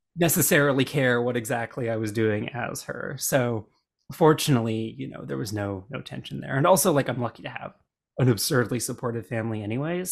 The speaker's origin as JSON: {"language": "English", "region": "Alberta", "country": "Canada", "tie": "born or raised there", "said": "when I was growing up in Alberta"}